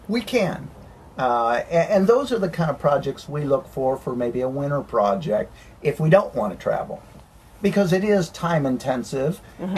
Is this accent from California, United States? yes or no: no; Tennessee, United States; As we say in Tennessee